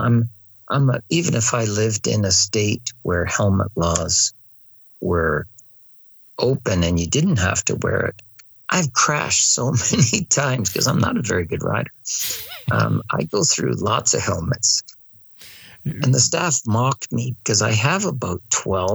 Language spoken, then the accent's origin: English; Canada; I'm your marshal from Canada